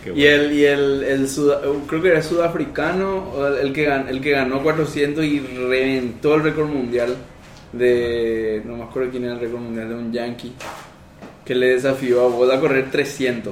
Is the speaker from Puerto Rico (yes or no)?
no; Paraguay